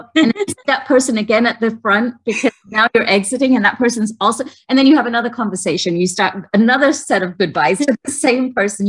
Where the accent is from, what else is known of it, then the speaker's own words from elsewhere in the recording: England, United Kingdom; Maybe it was because I grew up in England and was really like, you know, set with the timing thing.